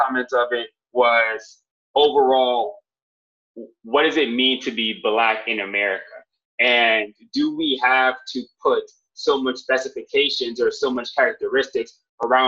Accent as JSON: {"language": "English", "country": "Jamaica", "said": "I am Jamaican"}